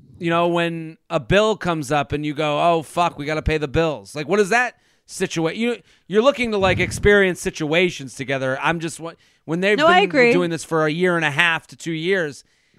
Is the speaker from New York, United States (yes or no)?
no; Boston, Massachusetts, United States; well, I'm from Boston, and we give it extra time. I know people from Boston that got married outside, you know, after college.